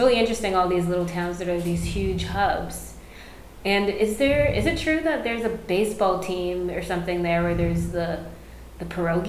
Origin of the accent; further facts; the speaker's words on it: Canada; I'm Canadian.